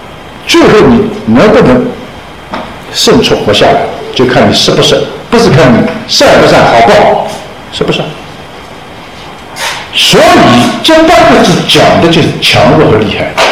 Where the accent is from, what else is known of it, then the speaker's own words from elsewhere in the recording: China; 我们中国人原来讲历史是循环的，